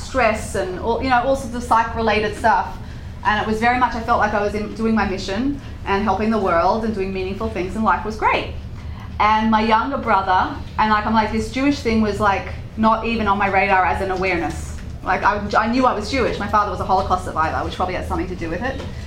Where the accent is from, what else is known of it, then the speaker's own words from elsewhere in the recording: Sydney, New South Wales, Australia; moved away; I grew up in Sydney, Australia with the kangaroos